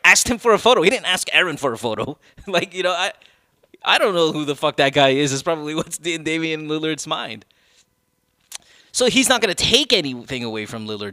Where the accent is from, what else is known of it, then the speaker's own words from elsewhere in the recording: Philippines; I'm Filipino